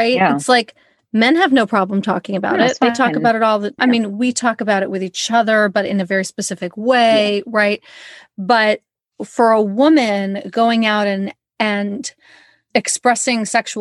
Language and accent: English; United Kingdom; I am British